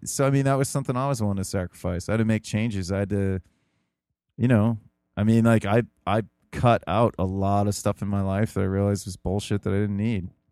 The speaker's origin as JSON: {"language": "English", "country": "United States", "said": "as an American"}